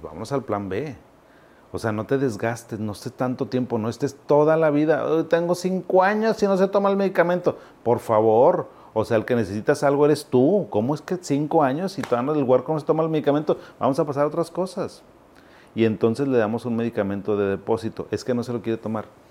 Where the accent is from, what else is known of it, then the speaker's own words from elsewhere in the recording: Monterrey, Nuevo León, Mexico; also born or lived in Zacatecas, Mexico; yo no soy regio. Bueno, soy regio porque pues ya soy de aquí toda la vida, pero yo llegué a Monterrey a los 7, 8 años. Yo soy zacatecano